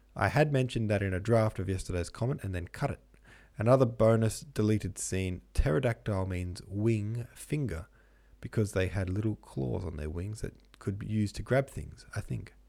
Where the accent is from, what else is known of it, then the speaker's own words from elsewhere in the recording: Melbourne, Victoria, Australia; Melbourne, where I'm from